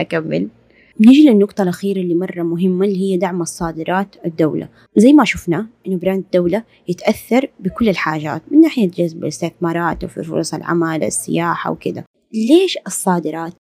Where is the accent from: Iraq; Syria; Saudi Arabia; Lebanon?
Saudi Arabia; نحن مرة عندنا في السعودية